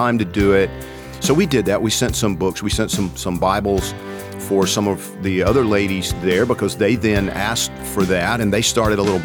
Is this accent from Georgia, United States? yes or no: yes; Georgia, United States; I'm from Georgia